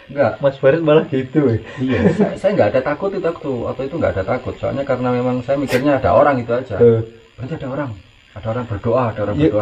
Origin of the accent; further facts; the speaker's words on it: Java, Indonesia; kalau kita orang Jawa ya